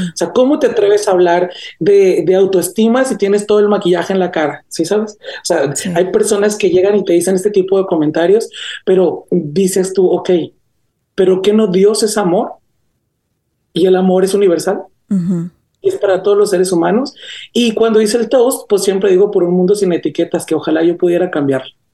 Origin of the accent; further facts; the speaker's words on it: Gómez Farías, Chihuahua, Mexico; also born or lived in Namiquipa, Chihuahua; now in United States; mi pueblito este caraqueño que tengo por ahí en Chihuahua, se llama Gómez Farías, Chihuahua. Yo nací en un pueblo aledaño de ahí mismo